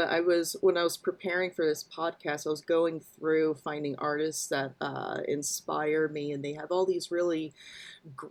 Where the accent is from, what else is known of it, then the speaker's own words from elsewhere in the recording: rural Indiana, United States; I grew up in rural Indiana